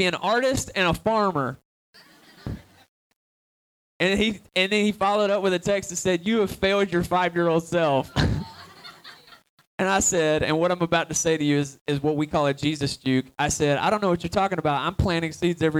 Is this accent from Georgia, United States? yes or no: yes; Atlanta, Georgia, United States; I'm originally from Atlanta, Georgia